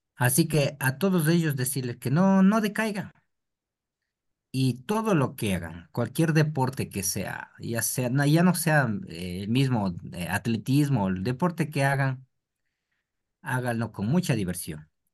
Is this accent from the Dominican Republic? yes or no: no; Ecuador